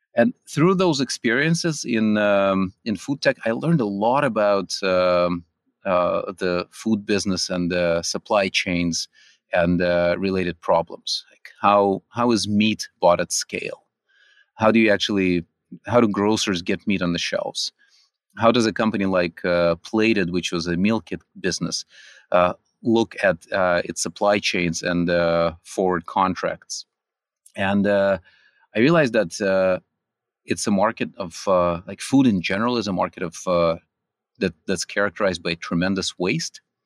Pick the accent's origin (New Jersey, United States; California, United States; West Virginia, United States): California, United States; also born or lived in Russia; I, uh, grew up in California